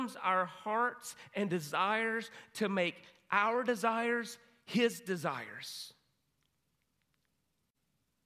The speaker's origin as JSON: {"language": "English", "town": "Hudson", "country": "United States", "tie": "born or raised there", "said": "my hometown, Hudson"}